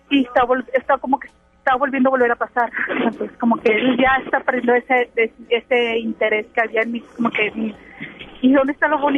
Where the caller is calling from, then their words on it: Monterrey, Nuevo León, Mexico; De Monterrey.